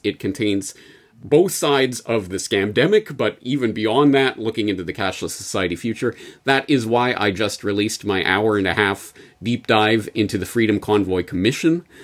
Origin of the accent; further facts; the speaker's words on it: Canada; as a Canadian